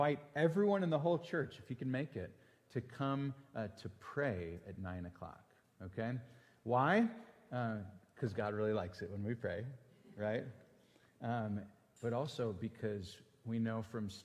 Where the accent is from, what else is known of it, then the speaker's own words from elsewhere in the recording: Green Bay, Wisconsin, United States; moved away; I'm from Green Bay